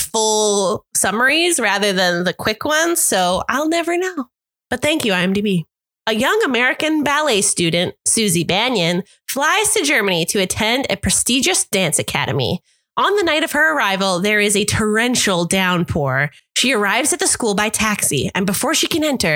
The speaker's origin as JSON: {"language": "English", "country": "Canada", "accent": "Canadian", "said": "a very Canadian accent"}